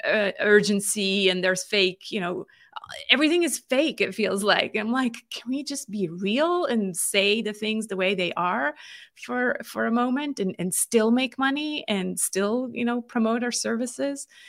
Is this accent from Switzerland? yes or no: yes; Switzerland; moved away as an adult; also born or lived in California; I'm born and raised in Switzerland